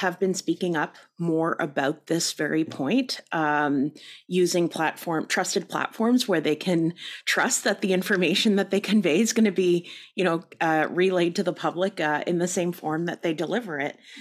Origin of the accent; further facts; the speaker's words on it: Canada; we're too Canadian